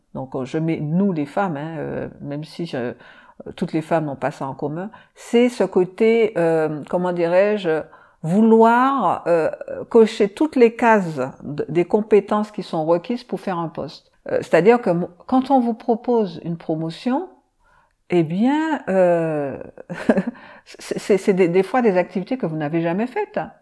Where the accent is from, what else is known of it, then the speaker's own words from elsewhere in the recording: Martinique, France; je viens de la Martinique